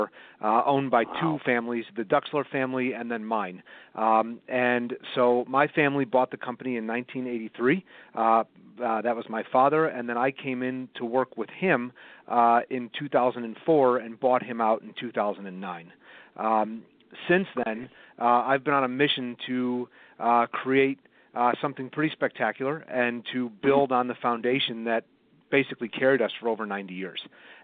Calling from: Evanston, Illinois, United States; I'm calling from Evanston, Illinois. It's right outside of Chicago.

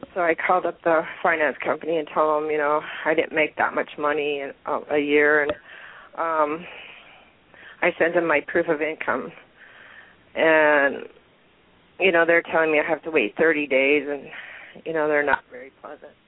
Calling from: Bellingham, Washington, United States; I'm calling from Bellingham, Washington.

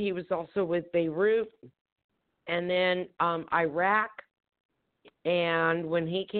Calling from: Temecula, California, United States; I'm calling from Temecula, California.

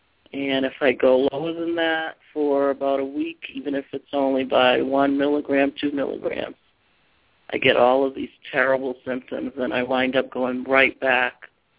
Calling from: Massachusetts, United States; I'm calling from Massachusetts.

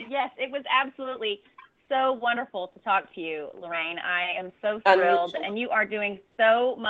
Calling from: Costa Rica; We got a big thunderstorm rolling through here, ladies, you know, and I'm calling from Costa Rica, so you just never know

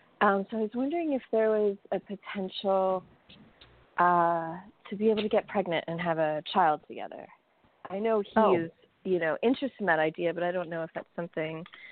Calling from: New York City, New York, United States; Oh, hi, it's … from New York City.

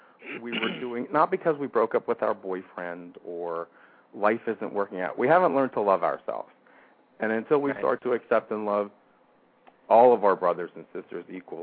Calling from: Camp Hill, Pennsylvania, United States; from Camp Hill or Harrisburg, Pennsylvania.

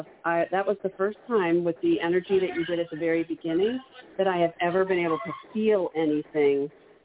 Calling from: Maryland, United States; I'm calling from Maryland.

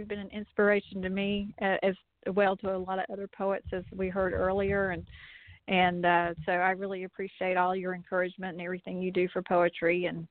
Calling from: North Carolina, United States; I'm actually in North Carolina, near Blowing Rock, which is near Appalachian State University

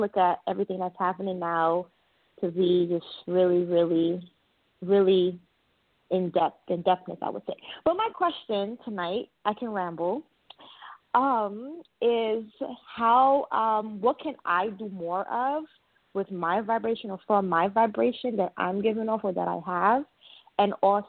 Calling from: New York City, New York, United States; I'm calling from Queens.

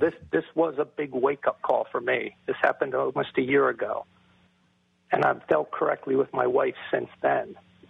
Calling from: Philadelphia, Pennsylvania, United States

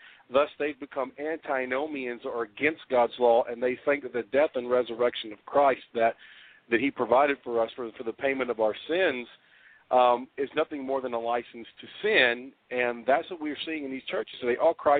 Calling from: Memphis, Tennessee, United States; I'm calling from Memphis.

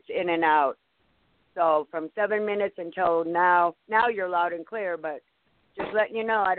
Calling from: Nevada, United States; I'm calling from Nevada.

